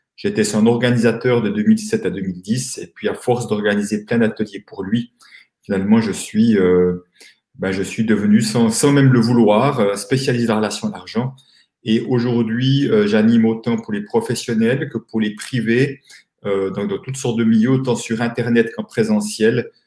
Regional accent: Switzerland; accent: Swiss; je suis euh, suisse, comme euh, mon accent va peut-être me trahir

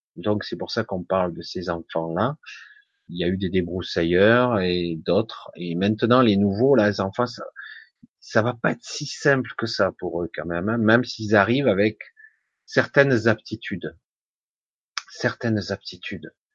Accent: Marseille, Provence-Alpes-Côte d'Azur, France; now in Ardèche, France; je suis d'Ardèche, mais je suis né à Marseille. Je suis né à Marseille, j'ai encore un petit peu l'accent

